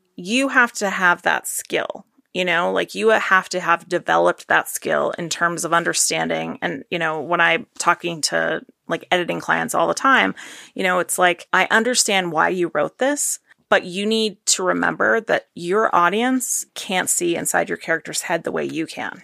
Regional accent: Maine, United States; I'm from Maine

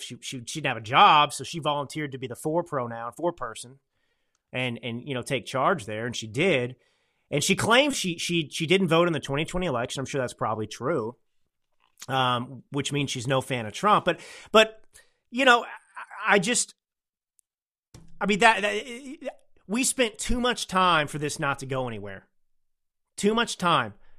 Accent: Texas, United States; now in Northern California, United States; I'm a Texan

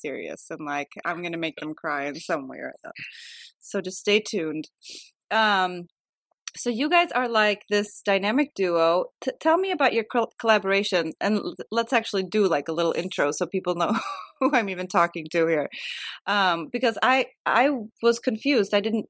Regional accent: outside of Chicago, Illinois, United States; now in Sweden; I am very Swedish. Good at accent. I'm born here, but I grew up in outside of Chicago. So we moved there when I was 7, and so I did like all my schooling there.

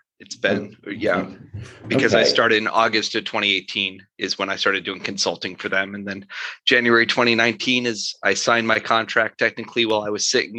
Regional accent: Rochester, New York, United States; now in St. Paul, United States; Living in St. Paul, Minnesota, everyone thinks Rochester, Minnesota when I say I'm from Rochester.

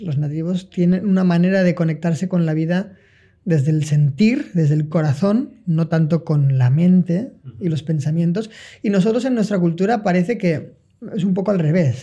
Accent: Valencia, Valencian Community, Spain; moved away as an adult; Tenía que volver a mi lugar, que pues yo no soy nativo, sino que soy occidental, que tenía que volver a Valencia

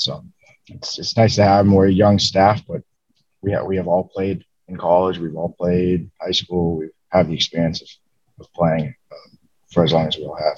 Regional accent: Virginia, United States; moved away; I'm from Virginia originally

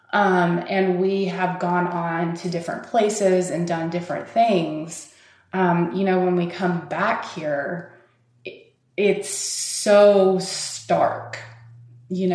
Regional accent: Fort Smith, Arkansas, United States; moved away as an adult; now in Portland, United States; we grew up here in Fort Smith, Arkansas, it seems to me being one who grew up here

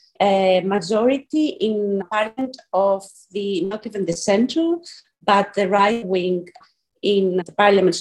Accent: Athens, Attica, Greece; moved away as an adult; also born or lived in Scotland, United Kingdom; now in Athens, Greece; I am originally from Athens, from Greece, but I've been away for about 20 years studying and then working in the UK and more specifically in Scotland

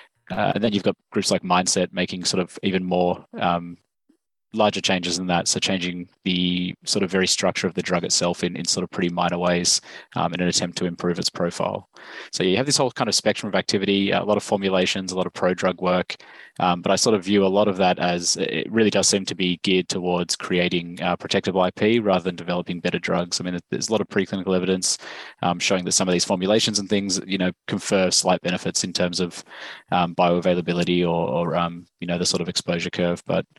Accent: Australia; accent: Australian; So as you can probably tell from my accent, I'm from Australia.

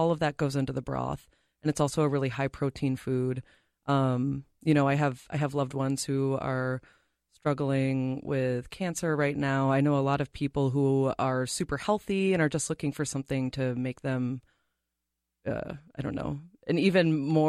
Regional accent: Massachusetts, United States; now in Minnesota, United States; I mean, I tell people I'm not from Minnesota originally. Mm-hmm. I'm from Massachusetts.

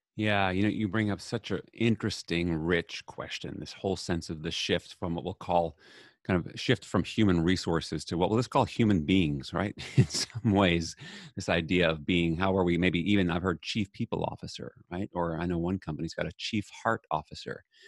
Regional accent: New York City, New York, United States; I grew up in New York City

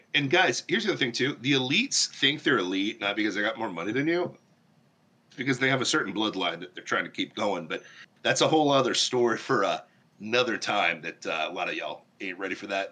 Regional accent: Ohio, United States; now in Florida, United States; I grew up in Ohio

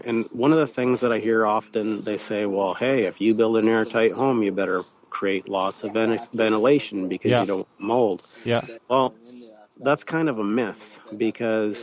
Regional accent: Canada; that's my home country

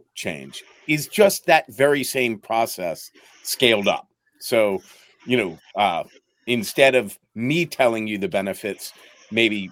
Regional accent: Philadelphia, Pennsylvania, United States; moved away as an adult; also born or lived in New York / Eastern Europe / Ukraine; I grew up in Philadelphia

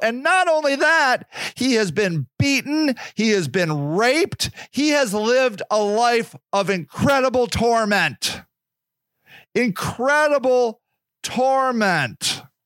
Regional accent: Akron, Ohio, United States; born or raised there

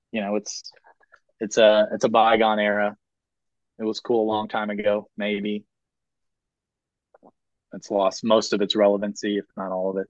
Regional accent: Southern United States, United States; I'm a Southerner and I write Southern fiction.

